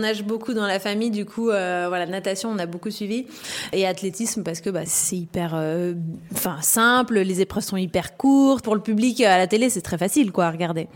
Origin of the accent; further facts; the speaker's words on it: La Réunion, France; j'ai grandi à La Réunion. je suis française